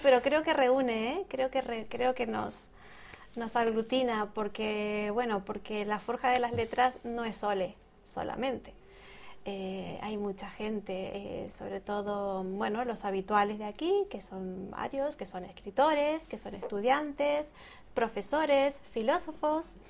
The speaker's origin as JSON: {"language": "Spanish", "country": "Argentina", "moved": "as an adult", "lives_now": "Madrid, Spain", "said": "soy de Argentina, pero ya aquí llevo un tiempito, ¿eh? en, Madrid, hace unos 15 años más o menos"}